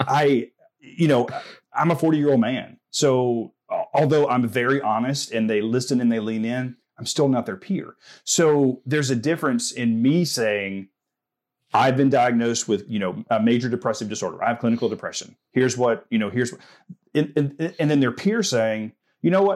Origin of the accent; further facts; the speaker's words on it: the South, United States; growing up in the South